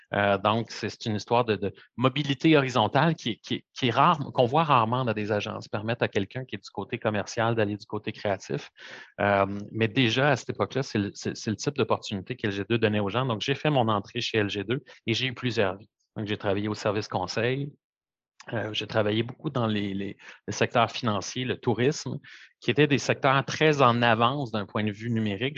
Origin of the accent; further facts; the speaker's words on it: Montreal, Quebec, Canada; toute ma vie grandi à Montréal, un pur produit de, de Montréal